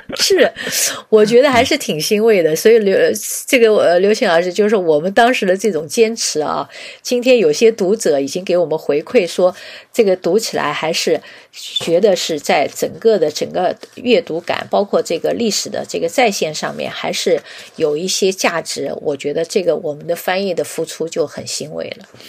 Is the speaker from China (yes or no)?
yes; China; 我们中国的设计师